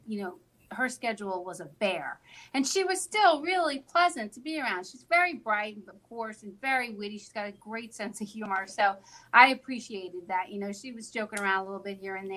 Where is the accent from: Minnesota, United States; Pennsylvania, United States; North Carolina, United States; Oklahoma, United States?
Pennsylvania, United States; Delaware County; also born or lived in Springfield, Pennsylvania / Chester County, Pennsylvania; I live in Chester County now, but I grew up in Delaware County